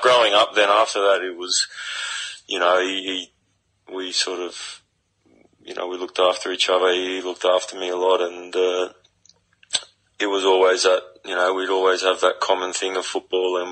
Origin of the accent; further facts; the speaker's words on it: Sydney, New South Wales, Australia; moved away; grew up at Western Sydney, know the area very well. I know it's changed a little bit since I last lived there